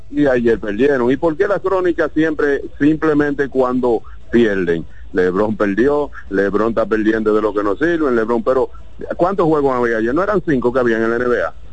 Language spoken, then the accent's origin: Spanish; Baoba, María Trinidad Sánchez, Dominican Republic; sí, sí, somos de Baoba, un sitio dicen Baoba